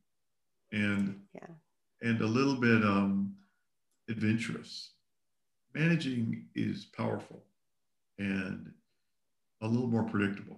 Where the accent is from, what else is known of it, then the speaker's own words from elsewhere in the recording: the South, United States; also born or lived in Texas / Kentucky; I grew up in the South